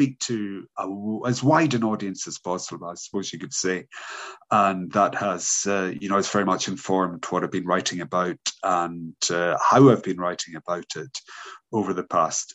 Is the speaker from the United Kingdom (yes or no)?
yes; Isle of Lewis, Outer Hebrides, Scotland, United Kingdom; moved away; I'm from Scotland. I was brought up on the island of Lewis in the Outer Hebrides.